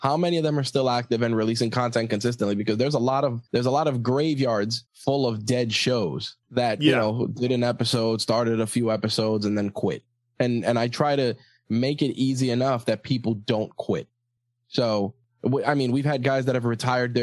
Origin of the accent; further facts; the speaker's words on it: New York, United States; I'm from New York